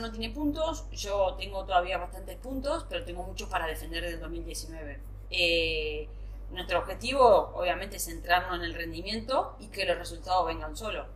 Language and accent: Spanish; Paraná, Entre Ríos, Argentina; moved away as an adult; also born or lived in Buenos Aires, Argentina; now in Spain; irme a vivir fuera de mi ciudad natal, en Paraná